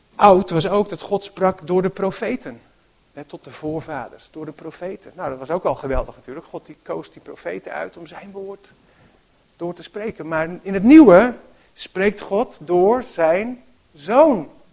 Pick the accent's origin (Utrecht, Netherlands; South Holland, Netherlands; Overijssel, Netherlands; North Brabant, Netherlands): Utrecht, Netherlands; Harmelen; In het dorp, Harmelen, waar ik ben opgegroeid, eh, niet zo ver hier vandaan